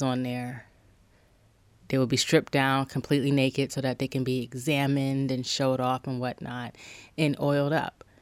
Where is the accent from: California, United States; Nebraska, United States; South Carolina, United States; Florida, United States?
South Carolina, United States; Charleston; I'm from Charleston, South Carolina